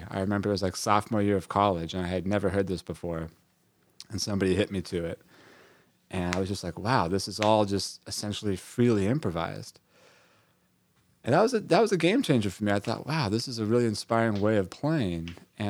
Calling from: Brooklyn, New York, United States; I'm joining you from Brooklyn, New York.

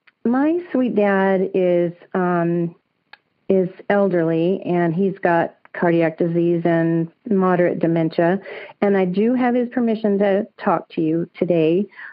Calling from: St. George, Utah, United States; I'm calling from St. George in Utah.

